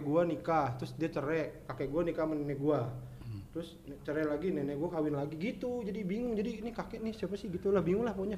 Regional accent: Jakarta, Indonesia; also born or lived in Bekasi; gua lahirnya di Jakarta

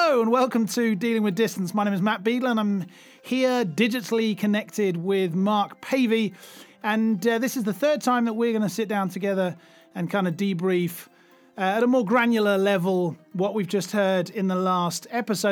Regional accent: United Kingdom; now in Germany; I'm, I'm British, but I live in Germany

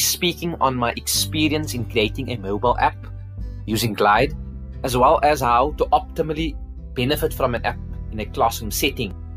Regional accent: Cape Town, Western Cape, South Africa; I'm from Cape Town

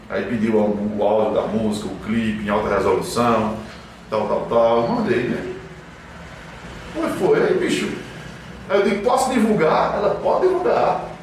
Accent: São Caetano do Sul, São Paulo, Brazil; born there; o Faustão disse que eu nasci em São Caetano do Sul

